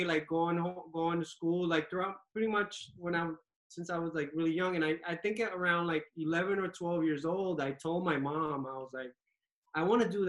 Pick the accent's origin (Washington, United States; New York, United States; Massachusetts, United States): New York, United States; New York City; also born or lived in Dominican Republic (ancestry); I pretty much grew up in New York, you know, watched Uptown Manhattan, watched the Heights